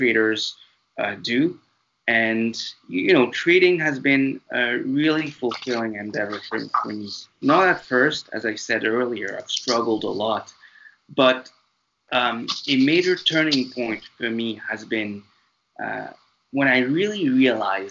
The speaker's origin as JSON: {"language": "English", "country": "France", "tie": "born or raised there", "also_born_or_lived": "Mauritius", "accent": "French intonations", "second_language": "English", "moved": "as an adult", "lives_now": "Canada", "said": "this little accent of mine that you'll hear throughout this podcast is because I was raised in France. I'm originally from a tiny tropical island called Mauritius"}